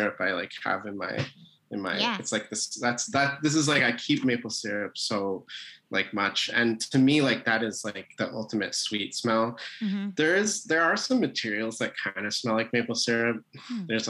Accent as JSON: {"language": "English", "region": "Vermont", "country": "United States", "tie": "born or raised there", "said": "I grew up in Vermont in a very rural place near the Canadian border"}